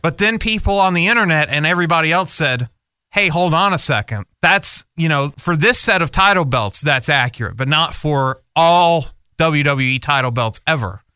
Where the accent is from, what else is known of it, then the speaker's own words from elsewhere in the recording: United States; as American fans